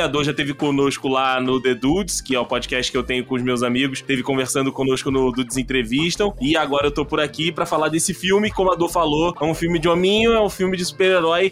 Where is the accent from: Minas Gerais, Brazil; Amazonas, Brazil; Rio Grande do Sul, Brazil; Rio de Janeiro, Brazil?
Rio de Janeiro, Brazil; interior of; moved away as an adult; now in São Paulo, Brazil; vim do interior do Rio de Janeiro e acabei vindo para Nova York brasileira, Nova York Tupiniquim, que é São Paulo